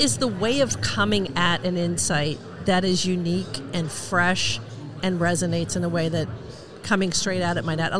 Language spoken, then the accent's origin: English; New York, United States; moved away; as a New Yorker to come home to my hometown